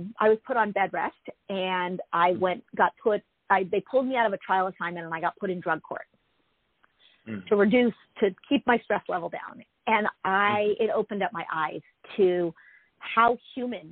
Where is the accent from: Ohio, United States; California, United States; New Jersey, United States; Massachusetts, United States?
California, United States; Los Angeles; I grew up in Pacific Palisades